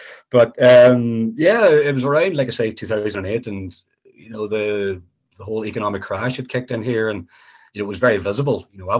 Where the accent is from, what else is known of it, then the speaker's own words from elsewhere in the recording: Letterkenny, Ulster, Ireland; moved away as an adult; also born or lived in Coleraine / Scotland; I'm a proud Donegal man. Letterkenny is my hometown. I'm back living here now for 4 years after my time in Scotland.